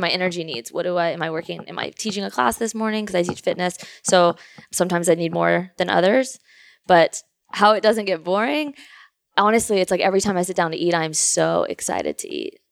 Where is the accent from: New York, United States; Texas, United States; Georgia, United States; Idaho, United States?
Texas, United States; Houston; also born or lived in Louisiana; I grew up in Kingwood, Texas, Houston